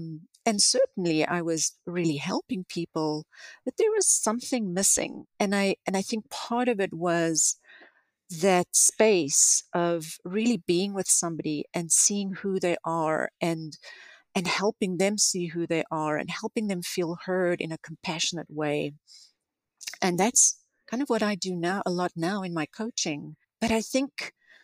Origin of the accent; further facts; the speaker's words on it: South Africa; moved away as an adult; now in United States; I grew up in South Africa